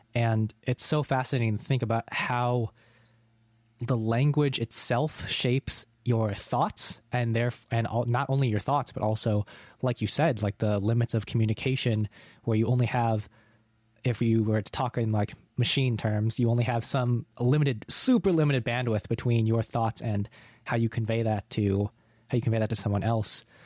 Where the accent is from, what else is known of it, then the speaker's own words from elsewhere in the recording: New England, United States; moved away; I'm currently in my hometown, which is in New England in America, and it's like, there were on, there's only two thousand people here.